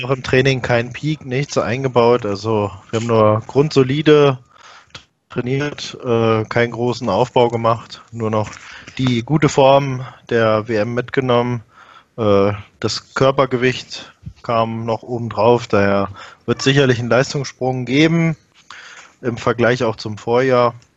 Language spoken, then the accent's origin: German; Peine, Lower Saxony, Germany; ich selbst bin ja in Peine geboren